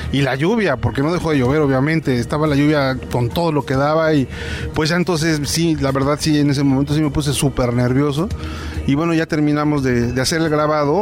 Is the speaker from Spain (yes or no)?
no; San Juan Teotihuacán, State of Mexico, Mexico; Soy de San Juan Teotihuacán.